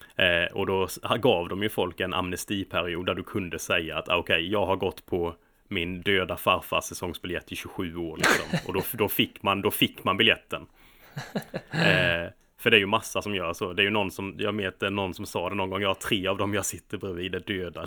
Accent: Småland, Sweden; now in London, United Kingdom; som smålänning

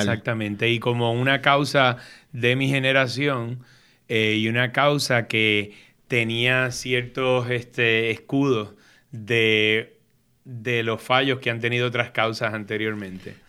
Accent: San Juan, Puerto Rico; moved away as an adult; Me crié en Río Piedras, en Cupey

